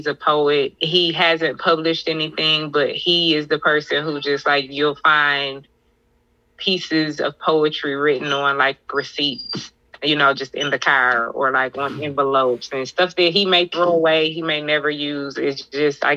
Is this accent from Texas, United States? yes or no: no; Chesapeake, Virginia, United States; used to go to the Boys and Girls Club in Virginia in South Norfolk when I was a kid